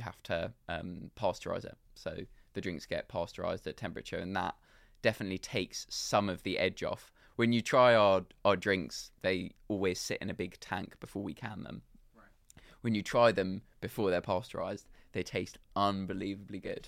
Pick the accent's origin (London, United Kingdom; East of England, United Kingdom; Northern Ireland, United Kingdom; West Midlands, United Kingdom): London, United Kingdom; I grew up in London